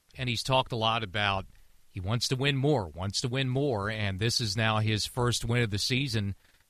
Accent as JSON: {"language": "English", "country": "United States", "tie": "born or raised there", "said": "just outside my hometown, just outside the nation's capital"}